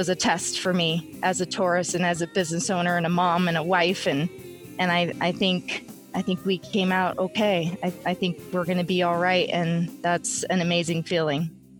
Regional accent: Phoenix, Arizona, United States; I grew up in Phoenix. I lived in LA. I lived in Tucson.

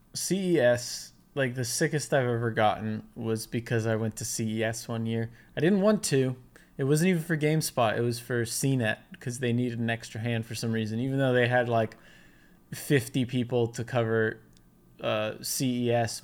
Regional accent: United States; I'm American

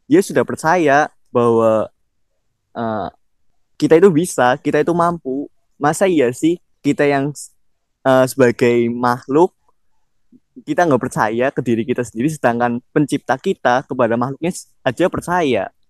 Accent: Banyumas, Central Java, Indonesia; Aku kan dari Banyumas aja nih. Banyumas itu benar bener hmm. banyak di tempat wisata alamnya. Itu pun dari aku kecil sampai sekarang belum semuanya aku jelajahin.

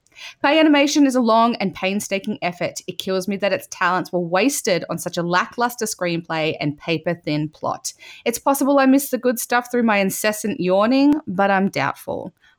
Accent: Australia; I am an Australian woman

